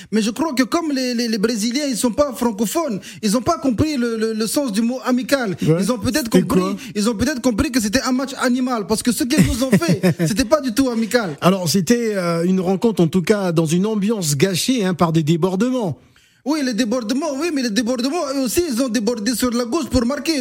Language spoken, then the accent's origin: French; Tunisia; chez nous en Tunisie